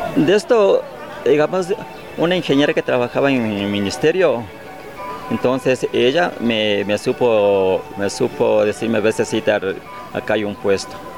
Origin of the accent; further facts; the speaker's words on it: Archidona, Napo, Ecuador; Yo vengo de la Amazonía, digamos, de, de, de Cantón Archidona. ¿Ya? Sí, de Parroquia San Pablo vengo de ahí